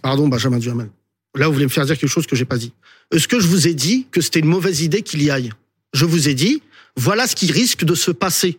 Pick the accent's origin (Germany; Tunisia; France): France; je suis français de confession musulmane